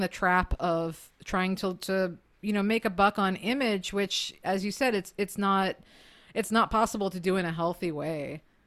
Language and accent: English; United States; as an American